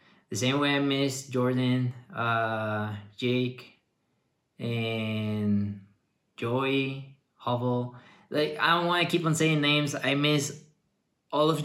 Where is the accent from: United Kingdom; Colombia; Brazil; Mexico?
Mexico; moved away; also born or lived in Ottawa; I came back to Mexico